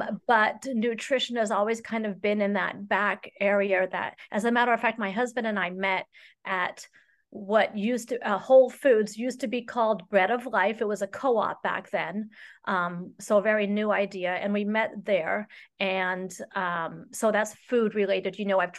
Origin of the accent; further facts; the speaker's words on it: Saudi Arabia; I was raised in Saudi Arabia, and my father worked for Lockheed Martin over there.